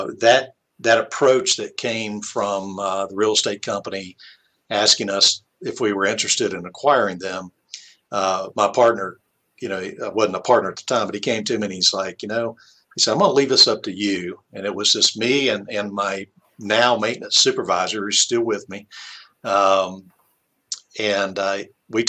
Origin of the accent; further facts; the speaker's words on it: West Virginia, United States; now in Alabama, United States; I'm originally from West Virginia.